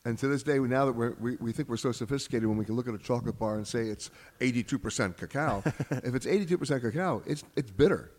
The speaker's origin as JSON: {"language": "English", "country": "United States", "said": "I'm saying this as an American"}